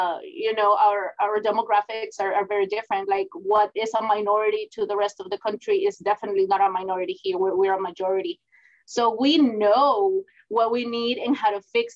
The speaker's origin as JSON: {"language": "English", "town": "Houston", "region": "Texas", "country": "United States", "tie": "born or raised there", "lives_now": "Laredo, United States", "said": "I grew up in Houston, Texas"}